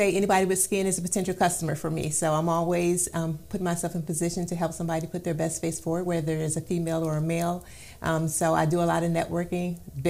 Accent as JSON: {"language": "English", "region": "Wisconsin", "country": "United States", "tie": "born or raised there", "also_born_or_lived": "Iowa", "moved": "yes", "lives_now": "Southaven, Mississippi, United States", "said": "I am born and raised in Wisconsin, so I'm a Midwest girl. I went to school in Iowa."}